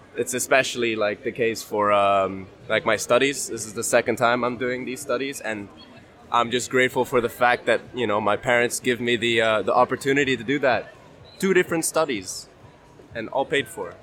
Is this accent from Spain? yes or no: yes; Madrid, Community of Madrid, Spain; English is a second language; I'm from Madrid, Spain